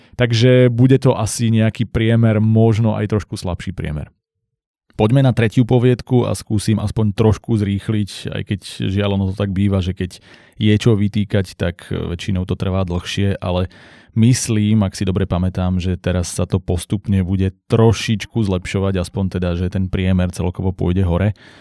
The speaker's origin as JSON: {"language": "Slovak", "country": "Slovakia", "said": "u nás v Slovenčine"}